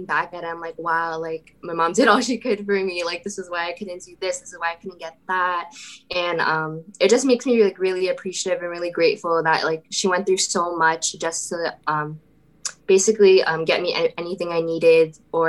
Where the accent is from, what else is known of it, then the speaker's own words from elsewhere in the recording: Lowell, Massachusetts, United States; also born or lived in Lawrence, Massachusetts; I was born in Lawrence, Massachusetts, and moved to Lowell, Massachusetts around when I was 5 and been here since